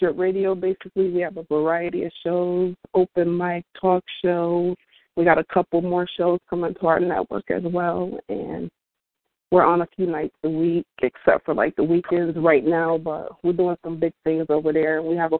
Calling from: New York, United States; I'm calling from New York.

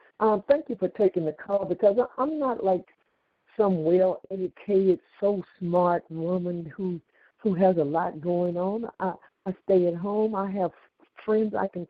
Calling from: California, United States; I'm calling from California, and I live alone, 70 years old

